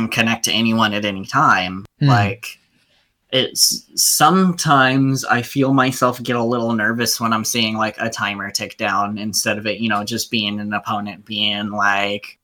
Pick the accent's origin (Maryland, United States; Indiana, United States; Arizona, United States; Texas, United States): Arizona, United States; moved away; also born or lived in Flagstaff, Arizona; when I was in Flagstaff, I was originally from Arizona